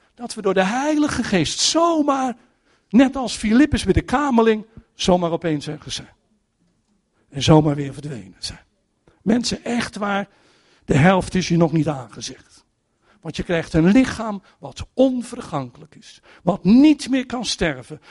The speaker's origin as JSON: {"language": "Dutch", "country": "Netherlands", "said": "als Nederlanders"}